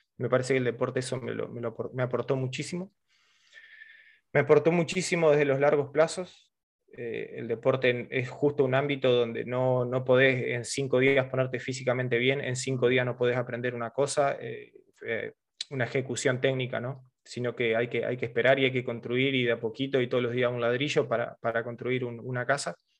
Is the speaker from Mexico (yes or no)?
no; Argentina